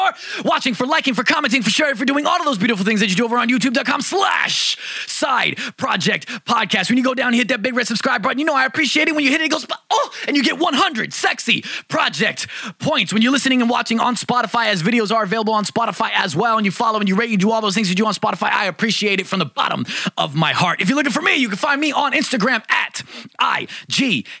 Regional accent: New York City, New York, United States; now in California, United States; I'm from New York. I'm from Brooklyn

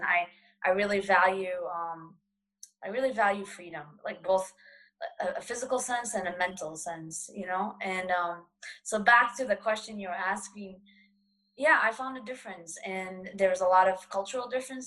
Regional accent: Boston, Massachusetts, United States; ever since I was a kid and growing up in Boston

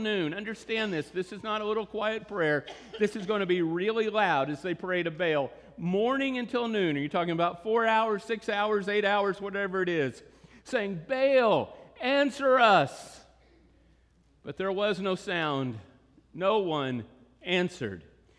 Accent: Texas, United States; we're from Texas.

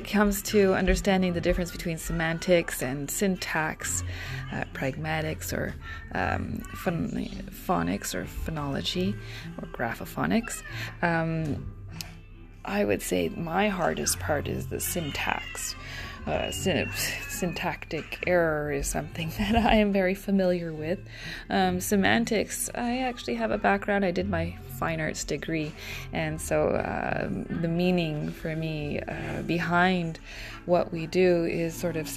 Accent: Ontario, Canada; also born or lived in Japan; middle of nowhere, where I had to go to an English school, and it was a very, very quaint little town in Ontario

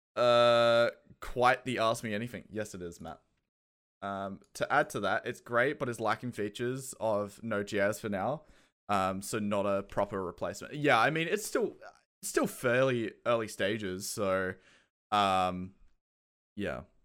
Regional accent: Australia; accent: Australian; moved away; also born or lived in Kent, United Kingdom; I have an Australian accent, but I was born in the U K

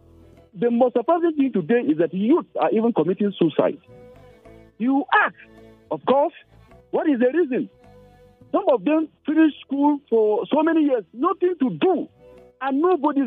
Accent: Nigeria; Nigeria, my country

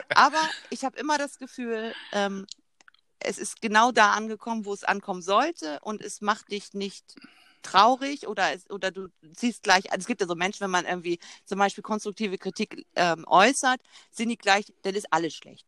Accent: Zeven, Lower Saxony, Germany; als Kind ähm, bei Wischhusen, das war so ein Spielzeugladen bei uns in Zeven

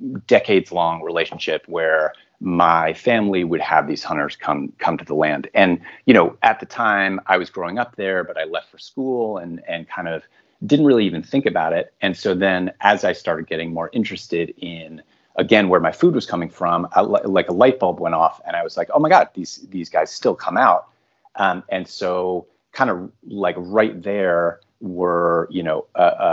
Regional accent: outside of Hartford, Connecticut, United States; now in New York City, United States; I am originally from outside of Hartford, Connecticut, kind of the suburban rural part of central Connecticut.

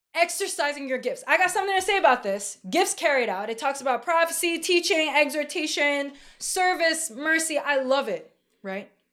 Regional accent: New York, United States; I'm from New York

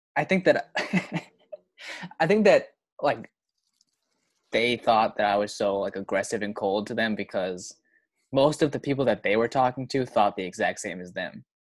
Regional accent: Boston area, Massachusetts, United States; I'm from Massachusetts. I'm from near Boston, you know, Boston area. Not not I'm not from the city, but I'm not, you know, suburb area sort of.

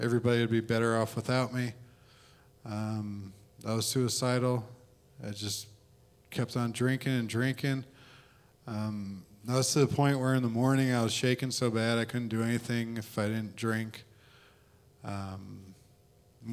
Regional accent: Philadelphia, Pennsylvania, United States; moved away; also born or lived in Memphis, Tennessee / Oxford, Mississippi; my best friend I grew up with in Philly

